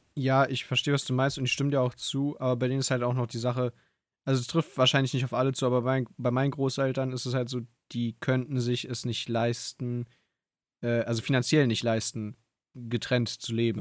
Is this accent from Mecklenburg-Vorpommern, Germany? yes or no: no; Berlin, Germany; ich bin ja hier in Berlin groß geworden